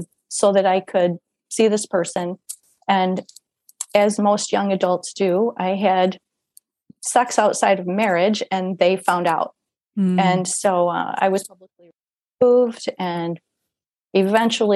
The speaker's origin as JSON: {"language": "English", "region": "Iowa", "country": "United States", "tie": "born or raised there", "said": "where I went to school from fourth grade to 12th, I was in Iowa, small town in Iowa, a small rural town."}